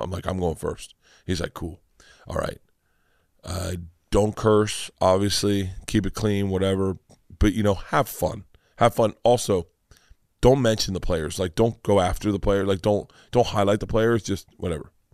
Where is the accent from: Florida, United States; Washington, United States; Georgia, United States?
Florida, United States; Tampa; I never grew up being proud of Tampa